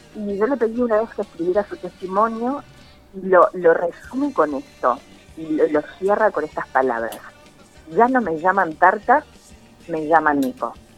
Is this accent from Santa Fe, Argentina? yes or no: no; San Pedro, Buenos Aires Province, Argentina; also born or lived in Rosario; yo soy de San Pedro, provincia de Buenos Aires